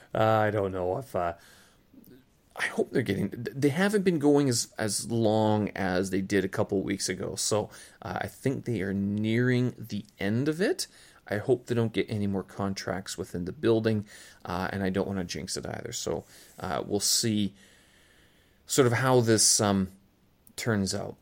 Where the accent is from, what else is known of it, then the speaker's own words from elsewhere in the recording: Canada; moved away as an adult; now in Beijing, China; I was, I am Canadian, but, uh, I haven't really been living in Canada for quite some time.